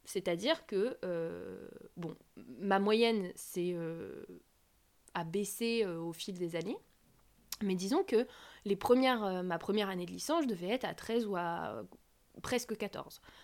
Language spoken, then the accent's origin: French; France; Je suis française, coréanophone